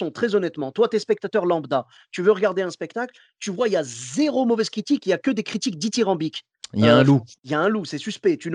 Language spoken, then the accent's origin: French; Morocco; je suis marocain jusqu'au bout, je suis désolé.